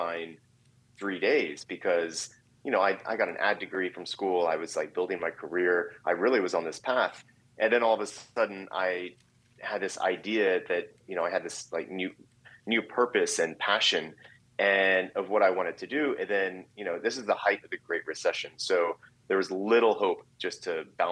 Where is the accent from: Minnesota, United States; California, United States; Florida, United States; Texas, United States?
Texas, United States; Driftwood; moved away; also born or lived in Brooklyn, New York; I'm from Driftwood, Texas, and which is a small rural town, grew up on a ranch.